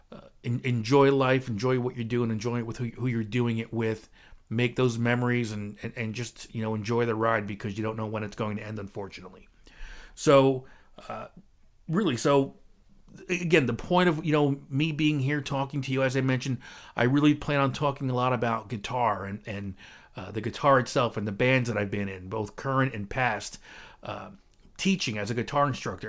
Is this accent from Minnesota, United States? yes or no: no; Clifton, New Jersey, United States; also born or lived in North Arlington, New Jersey; I was born and raised in Clifton, not too far from here